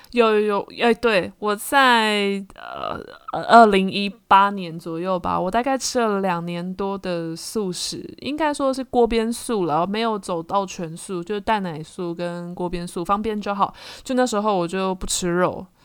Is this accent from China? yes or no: no; Taiwan; 这就是我们台湾人